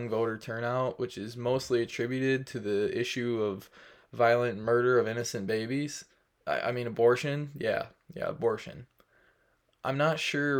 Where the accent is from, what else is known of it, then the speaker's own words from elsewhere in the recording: Iowa, United States; in my home state of Iowa